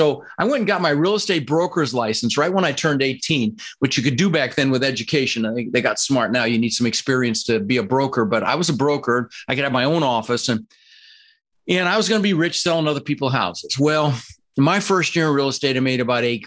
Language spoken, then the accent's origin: English; Denver, Colorado, United States; English is a second language; also born or lived in Netherlands; I immigrated to this country from the Netherlands, you know, wooden shoes, windmills, Holland. I was 6 years old with my brother Albert, my mother's Vantje, and we ended up in Denver, Colorado